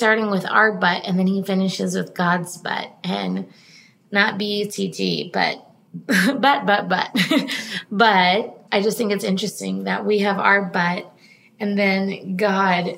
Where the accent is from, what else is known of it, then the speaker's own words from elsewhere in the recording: East Coast, United States; now in California, United States; growing up on the East Coast